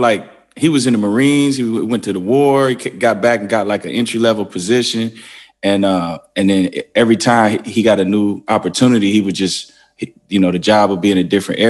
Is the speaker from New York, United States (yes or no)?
no; Wisconsin, United States; born there; also born or lived in Wyoming / Arkansas / Atlanta / Memphis; I lived all over the place. Like I was born in Wisconsin, then I moved to Wyoming, then Arkansas, then Atlanta, then Memphis, then Michigan.